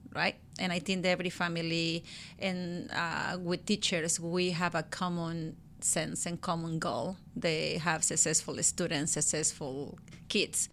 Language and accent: English; Guerrero, Mexico; English is a second language; moved away as an adult; now in Washington, United States; I was born and raised in Mexico, in Guerrero State